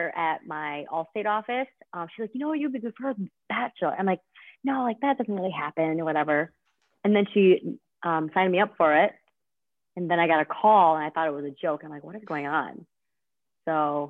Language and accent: English; Liverpool, New York, United States; I grew up in Liverpool. I went to Liverpool High School